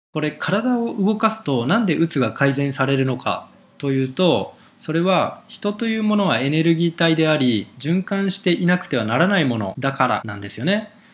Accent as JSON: {"language": "Japanese", "country": "Japan", "tie": "born or raised there", "said": "日本の生活生まれ育って"}